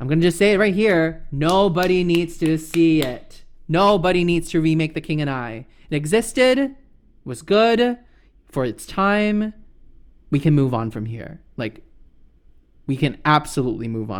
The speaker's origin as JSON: {"language": "English", "country": "Singapore", "tie": "born or raised there", "moved": "as an adult", "lives_now": "United States", "said": "I was born and raised in Singapore"}